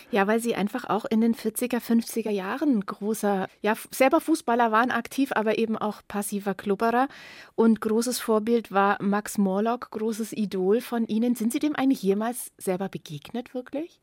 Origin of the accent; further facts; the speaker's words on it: Nuremberg, Bavaria, Germany; Ich bin ja auch Nürnbergerin